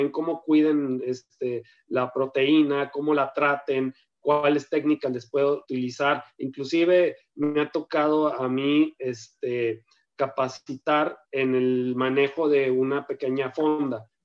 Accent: Ocotlán, Jalisco, Mexico; no tengo un platillo de allá de, mi tierra, de, Ocotlán, Jalisco

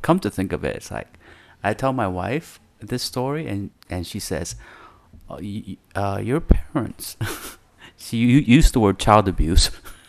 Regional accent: Davao, Davao Region, Philippines; yeah, we're all Davao. We're from Davao.

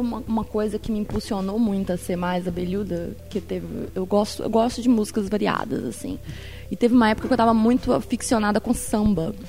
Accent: Minas Gerais, Brazil; moved away; Sou, sou de, de Minas

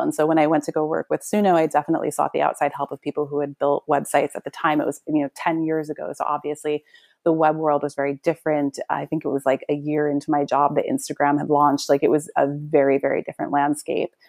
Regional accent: New York, United States; I'm from New York.

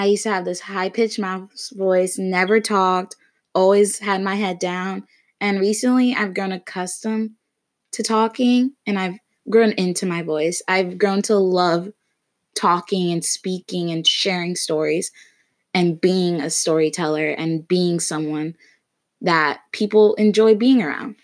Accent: Florida, United States; also born or lived in Connecticut; I'm from Florida, actually born in Connecticut, but I moved to Florida when I was really young, so basically raised in Florida

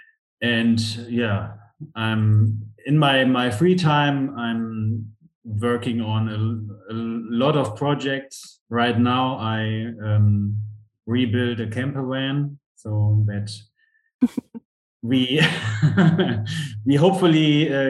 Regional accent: Aachen, North Rhine-Westphalia, Germany; I come from Aachen, Germany.

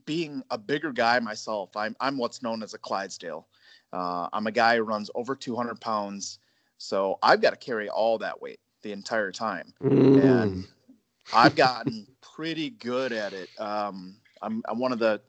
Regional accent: northern Minnesota, United States; I grew up in Minnesota, northern Minnesota.

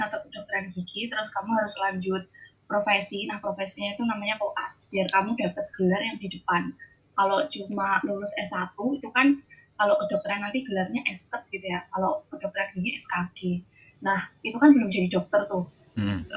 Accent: Java, Indonesia; now in Jember, Indonesia; aku gadis Jawa

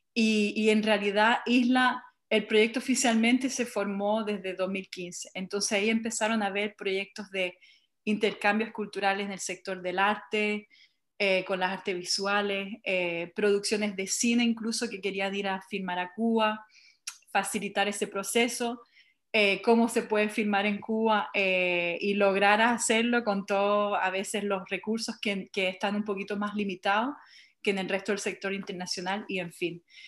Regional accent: Montreal, Quebec, Canada; soy de origen chilena, nacida en Montreal

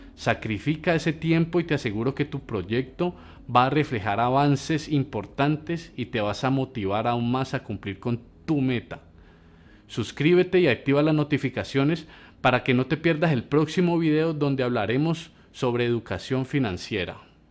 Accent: Colombia; como colombianos

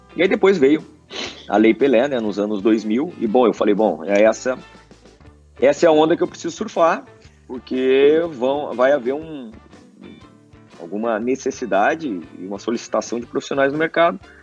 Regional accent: Santo Antônio da Patrulha, Rio Grande do Sul, Brazil; moved away; also born or lived in Farroupilha / Spain; a minha terra natal com também né, a cidade no qual uh, eu, eu jogava na época

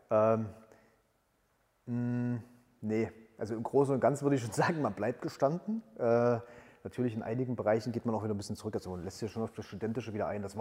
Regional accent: Halle, Saxony-Anhalt, Germany; nutze zusätzlich nochmal die Zeit äh, meiner Heimatstadt, die ich ja quasi während der Bundeswehrzeit jetzt nicht so intensiv erlebt habe, ähm, noch mal ein bisschen näher kennenzulernen und habe mich dann für einen Master äh, in Halle an der Martin-Luther-Universität

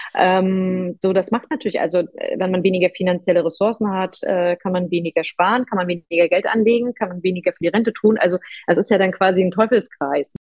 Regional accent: Rostock, Mecklenburg-Vorpommern, Germany; also born or lived in Warnemünde; Ich bin aus dem wunderschönen Rostock

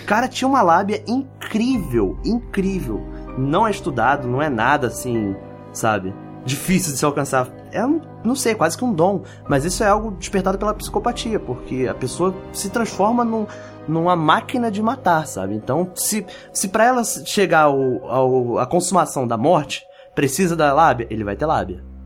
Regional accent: Brazil; eu me senti meio mal, assim, enquanto brasileiro

